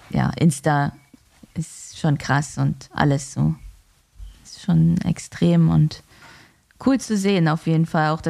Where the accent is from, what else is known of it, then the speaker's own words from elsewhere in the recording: Northern Germany, Germany; Als Norddeutsche ist das ja auch kein Wetter, muss man ja auch mal ehrlich sagen.